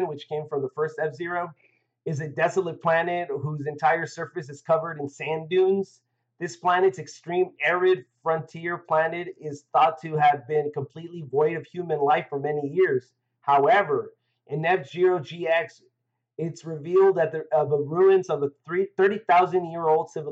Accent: United States; I'm American

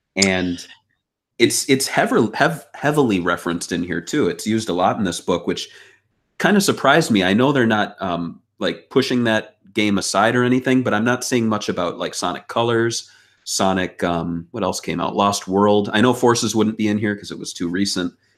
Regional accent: Midwest, United States; growing up, uh, you know, I, I'm an American. I was in the Midwest

